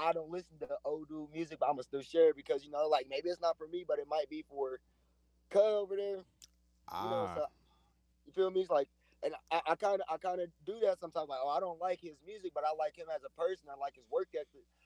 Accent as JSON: {"language": "English", "town": "Marion", "country": "United States", "tie": "born or raised there"}